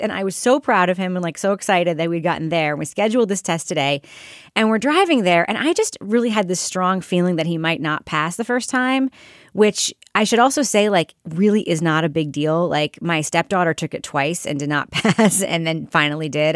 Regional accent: New York, United States; moved away as an adult; growing up in New York, where I didn't get my license until I was twenty

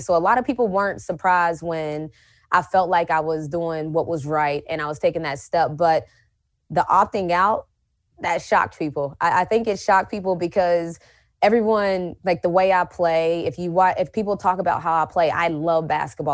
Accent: West Virginia, United States; growing up in West Virginia

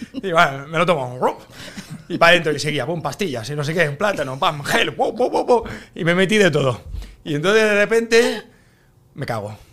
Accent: Spain; yo soy de España

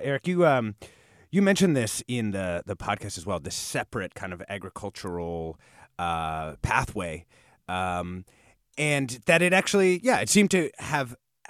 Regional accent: Chihuahua, Mexico; born there; I was born in Chihuahua, Mexico, and I remember seeing the very first industrial complex and factories development, the maquiladoras.

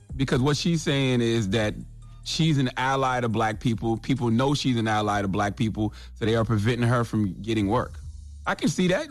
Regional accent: South Carolina, United States; I'm from South Carolina.

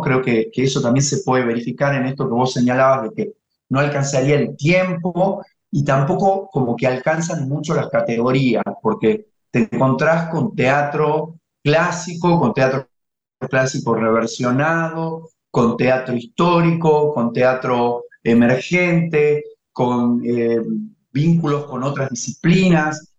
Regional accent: Tafí Viejo, Tucumán, Argentina; Tafiviejo es mi ciudad natal.

